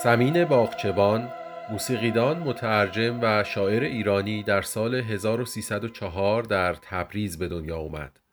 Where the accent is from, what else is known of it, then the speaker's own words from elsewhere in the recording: Tehran, Tehran Province, Iran; من در سال 1360 در تهران به دنیا اومدم